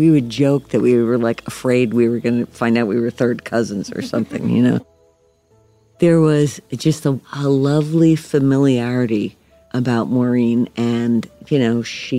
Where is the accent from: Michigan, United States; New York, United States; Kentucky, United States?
New York, United States; I grew up outside of New York City.